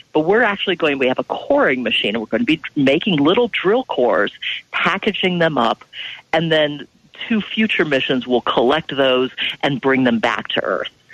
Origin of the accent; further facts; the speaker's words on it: Ohio, United States; I grew up in Ohio